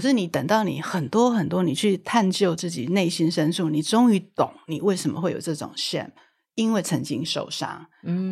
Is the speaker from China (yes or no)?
no; Taiwan; 我是土生土长的台湾人，一直都是在台湾受教育